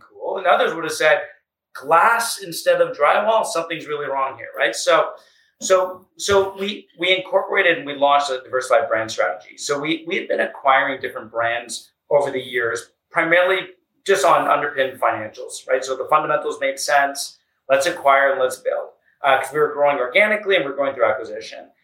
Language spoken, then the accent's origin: English; Canada; moved away as an adult; also born or lived in United States; the other half has been back in Canada, which I was born, raised, went to school, and started my career